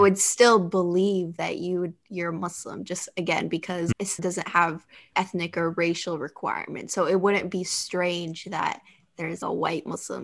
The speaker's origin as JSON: {"language": "English", "country": "United States", "tie": "born or raised there", "said": "although I'm culturally and ethnically Libyan, having grown up, but born and raised in the United States"}